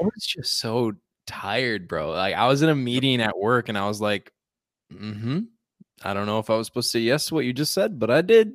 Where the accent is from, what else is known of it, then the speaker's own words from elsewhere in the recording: Chicago suburbs, Illinois, United States; I was taking the Metro back to my hometown